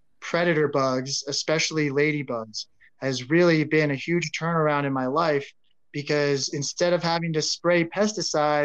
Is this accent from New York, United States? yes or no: no; Colorado, United States; born and raised in Colorado